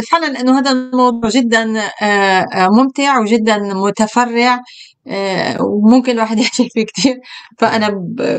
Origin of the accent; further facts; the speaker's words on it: Syria; آه، بالشام انا من سوريا آه، كل الجيران بيحطوا حدود لبعضهم